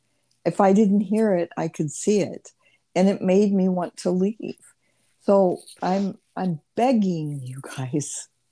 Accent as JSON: {"language": "English", "area": "Morton", "region": "Illinois", "country": "United States", "tie": "born or raised there", "lives_now": "Pekin, United States", "said": "this Wharton is in Illinois, and it's a very small town. It's actually where I grew up, and I came to Pekin, which is about 7 miles away from Wharton."}